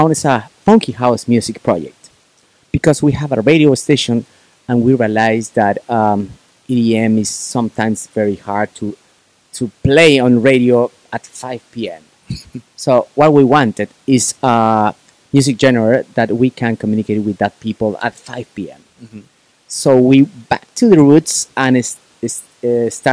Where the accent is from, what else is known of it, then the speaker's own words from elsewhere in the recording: Puebla, Mexico; Puebla, city where my hometown